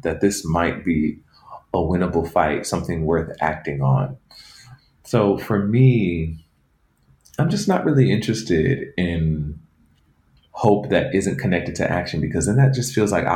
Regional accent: Atlanta, Georgia, United States; I grew up in Atlanta, where the legacy of the civil rights movement is very potent there.

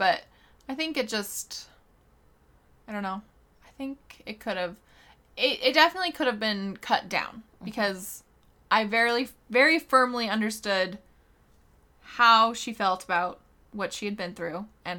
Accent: Kentucky, United States; it's very probably because I'm a redneck from Kentucky

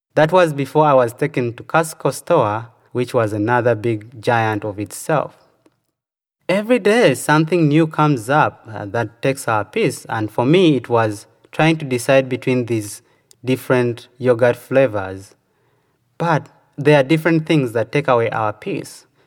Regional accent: Uganda; moved away as an adult; now in United States

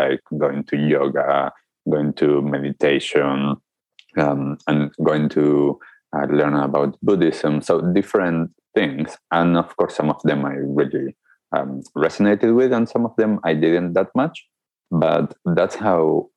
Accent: Argentina; growing up in Argentina, just like any other kid

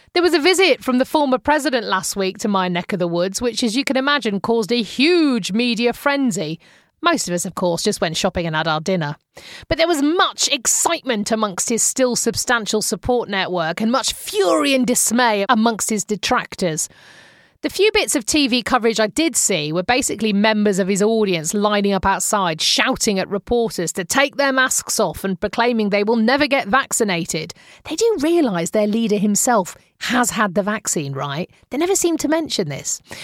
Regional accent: United Kingdom; now in Arizona, United States; As a British citizen

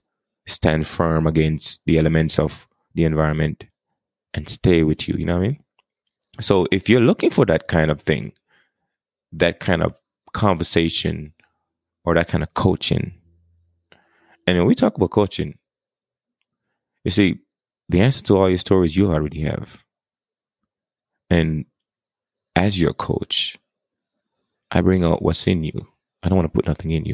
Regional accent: Jamaica; accent: Jamaican; now in United States; I was born and raised in Jamaica. And then I got to the United States in 1998.

